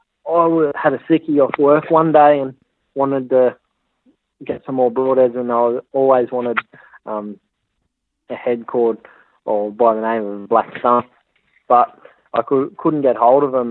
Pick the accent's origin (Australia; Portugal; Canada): Australia; Hunter Valley, New South Wales; moved away as an adult; now in Cape York, Australia; I come from the Hunter Valley, New South Wales